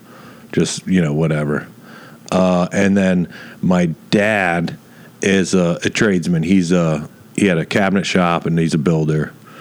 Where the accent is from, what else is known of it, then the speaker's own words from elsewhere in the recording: Dunedin, Florida, United States; I was born in City of Our Lord, Dunedin, Florida, Year of Our Lord 1981, to European parents.